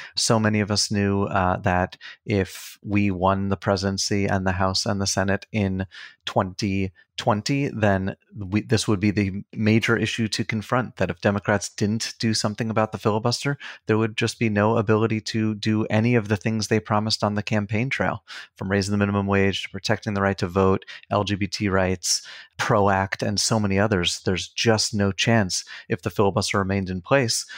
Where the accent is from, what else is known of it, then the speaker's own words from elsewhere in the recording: Long Island, New York, United States; moved away; also born or lived in Queens, New York; I grew up in New York. I was born in Queens, grew up on Long Island